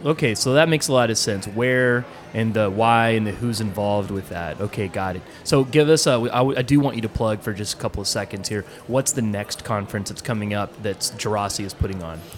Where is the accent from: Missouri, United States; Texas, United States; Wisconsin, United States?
Texas, United States; I'm a Texan, tried and true